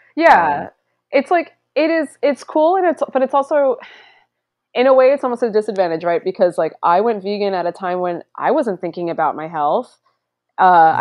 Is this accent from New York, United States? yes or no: yes; Long Island, New York, United States; I grew up on Long Island